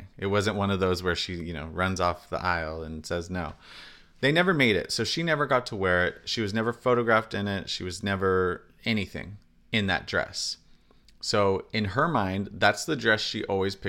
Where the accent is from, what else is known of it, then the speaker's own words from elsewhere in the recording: California, United States; we're from California